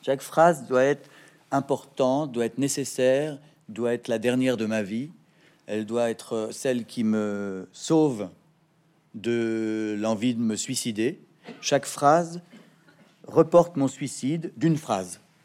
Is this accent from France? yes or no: yes; Paris, Île-de-France, France; also born or lived in Neuilly-sur-Seine; Je suis né à Neuilly-sur-Seine et j'ai grandi à Paris